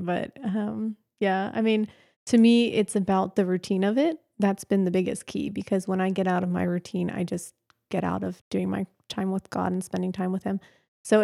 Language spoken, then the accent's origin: English; Pennsylvania, United States; Okay. Well, I grew up in Pennsylvania, mm-hmm. so I'm not a native Texan. Although, of course, for all the Texans, I got here as quick as I could. grew up in Pennsylvania